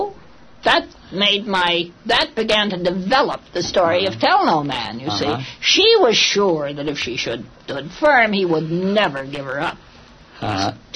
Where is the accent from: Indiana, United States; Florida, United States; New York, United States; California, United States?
California, United States; also born or lived in Los Angeles / San Francisco; I was born in California. Mm-hmm. And we're quite an old California family